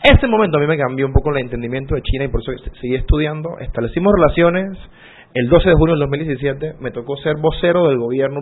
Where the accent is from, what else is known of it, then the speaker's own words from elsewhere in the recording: Ocú, Herrera, Panama; tuve la fortuna como panameño de haber crecido ahí